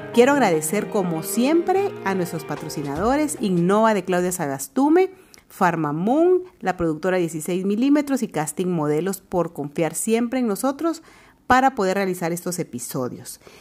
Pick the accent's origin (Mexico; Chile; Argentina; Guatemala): Guatemala; somos guatemaltecas, estamos en nuestro bello país